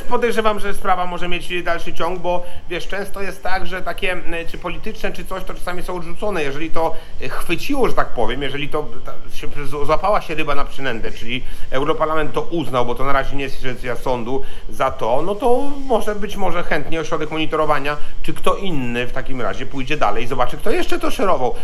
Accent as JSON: {"language": "Polish", "town": "Świdnik", "region": "Lublin Voivodeship", "country": "Poland", "also_born_or_lived": "Gdańsk / Poznań / Warsaw", "moved": "yes", "lives_now": "Kraków, Poland", "said": "ja jestem z małego Świdnika Podlubelskiego"}